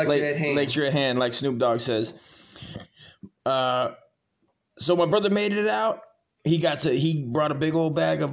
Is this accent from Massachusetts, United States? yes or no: no; Hesperia, California, United States; we grew up in Hesperia in a desolate desert of a shithole.